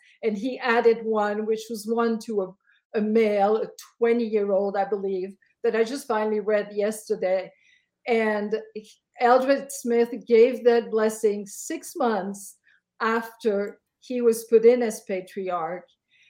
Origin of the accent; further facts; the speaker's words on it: Belgium; Now I'm from Belgium and I was a convert. I had just turned 17.